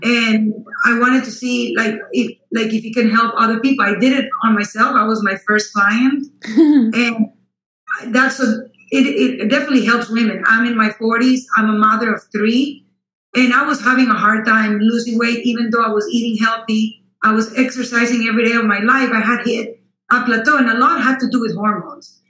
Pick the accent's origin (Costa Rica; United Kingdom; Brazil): Costa Rica; English is a second language; also born or lived in Austin, Texas / Miami, Florida / Houston, Texas; now in United States; I was born and raised in Costa Rica, so that explains the accent.